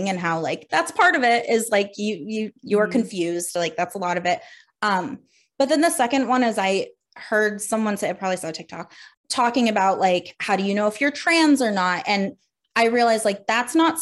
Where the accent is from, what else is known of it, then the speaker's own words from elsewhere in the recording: Pennsylvania, United States; now in Providence, United States; I'm from Pennsylvania, and I'm currently in Providence, Rhode Island.